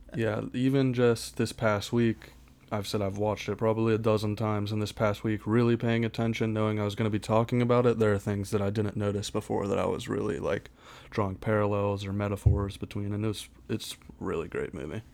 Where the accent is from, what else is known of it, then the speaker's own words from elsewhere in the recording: Pittsburgh, Pennsylvania, United States; moved away as an adult; now in Erie, United States; Born and raised in Pittsburgh, Pennsylvania, but I'm currently living in Erie, P